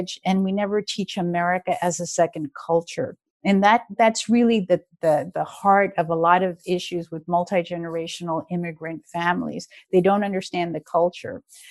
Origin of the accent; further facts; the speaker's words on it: New Orleans, Louisiana, United States; I was raised in New Orleans in the 60s